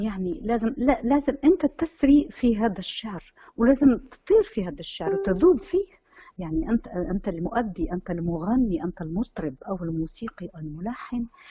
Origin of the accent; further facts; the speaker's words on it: Morocco; born or raised there